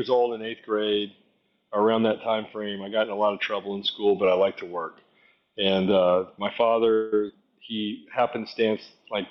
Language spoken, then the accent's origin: English; Atlanta, Georgia, United States; from Atlanta, Georgia.